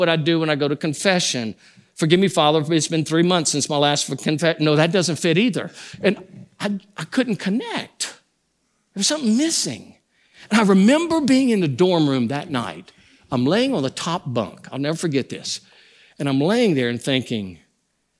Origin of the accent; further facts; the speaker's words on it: Louisiana, United States; I grew up in a home where we grew up as Catholics. I'm from Louisiana, so we were Cajun Catholics